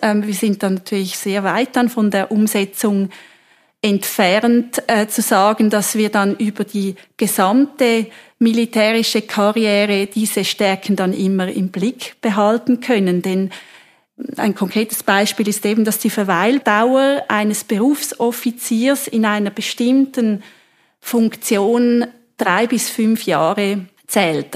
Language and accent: German; Switzerland; wir in der Schweiz